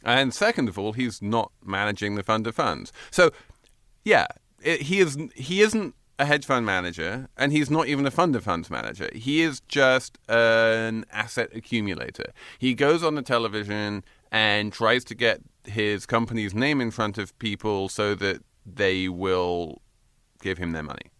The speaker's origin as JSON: {"language": "English", "region": "England", "country": "United Kingdom", "tie": "born or raised there", "moved": "yes", "said": "I basically grew up with her in England"}